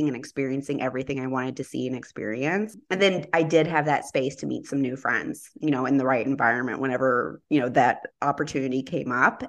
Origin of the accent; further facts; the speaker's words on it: United States; I'm American, I only speak one language